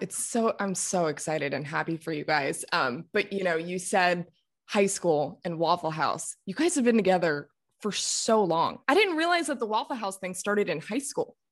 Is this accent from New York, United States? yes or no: no; South Florida, United States; I'm from Florida. So I'm from South Florida